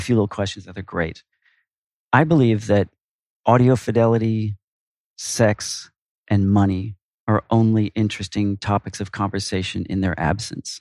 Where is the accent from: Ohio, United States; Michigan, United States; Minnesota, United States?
Minnesota, United States; Minneapolis; moved away as an adult; now in New York, United States; I'm originally from Minneapolis.